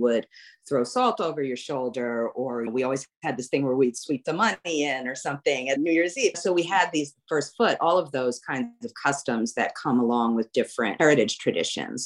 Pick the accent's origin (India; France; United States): United States; New York City, New York; now in New Orleans, United States; I grew up in New York City, right next to the Verrazano Bridge